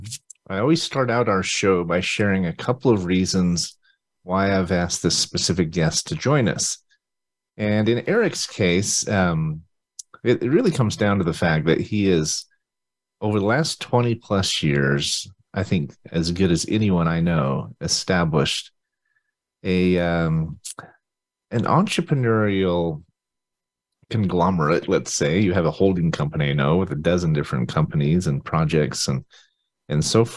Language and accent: English; Utah, United States; I'm from Utah